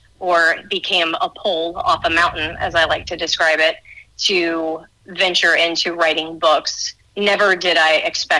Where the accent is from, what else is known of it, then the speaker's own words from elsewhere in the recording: Texas, United States; also born or lived in New York / Arizona / Florida; So I would say I'm from Texas, although I think my parents would disagree with me on that, being from New York. Spent 17 years in Texas, basically being educated there